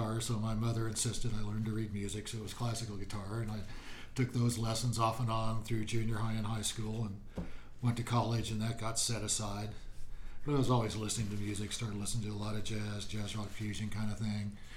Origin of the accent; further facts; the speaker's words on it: Oklahoma City, Oklahoma, United States; moved away as an adult; also born or lived in Kansas City; now in Boulder, United States; originally from Oklahoma City, spent some time in Kansas City, then back to Oklahoma before I came to Colorado and Boulder about 34 years ago